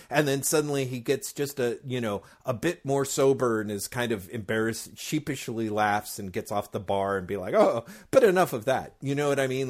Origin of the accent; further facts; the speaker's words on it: United States; as an American comics reader